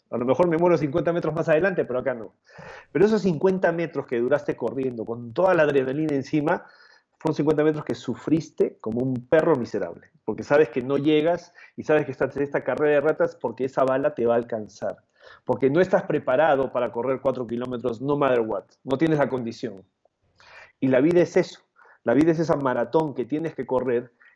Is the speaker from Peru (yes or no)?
yes; Peru; moved away as an adult; also born or lived in Canada / Chile; now in Mexico; yo nací y crecí en Perú